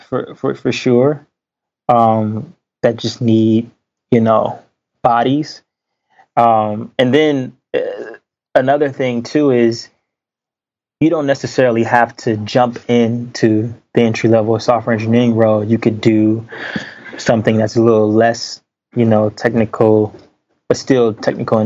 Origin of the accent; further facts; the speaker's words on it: Detroit, Michigan, United States; I grew up in Detroit, you know, the inner city